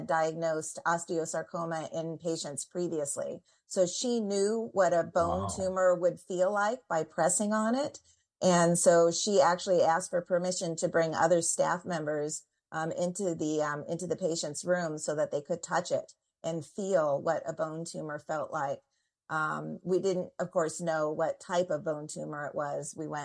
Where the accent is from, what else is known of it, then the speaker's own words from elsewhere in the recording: Indiana, United States; moved away as an adult; also born or lived in Washington, D.C.; I'm from Indiana, and I've lived in Washington, D.C.